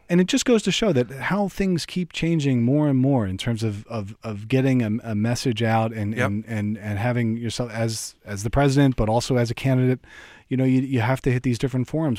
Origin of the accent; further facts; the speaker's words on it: Delaware, United States; growing up in Delaware